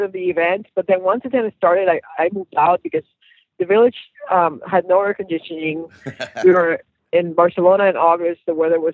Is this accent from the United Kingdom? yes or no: no; Puerto Rico; moved away as an adult; now in Tampa, United States; I've been living here longer than I lived there, but I'm still from Puerto Rico. I still feel, you know, my cultural identity is Puerto Rican